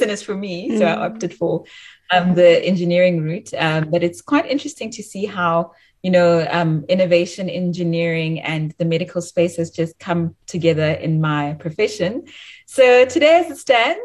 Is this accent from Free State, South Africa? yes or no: yes; Bloemfontein, Free State, South Africa; moved away as an adult; also born or lived in Johannesburg, South Africa / Cambridge, United Kingdom; I'm actually from Bloemfontein. I'm bred in Bloemfontein